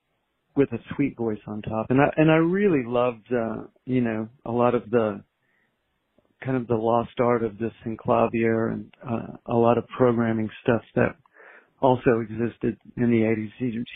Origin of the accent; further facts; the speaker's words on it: Austin, Texas, United States; growing up in Austin